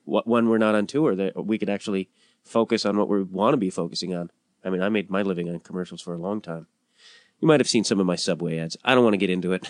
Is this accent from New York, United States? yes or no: no; Chicago, Illinois, United States; I'm also growing up in Chicago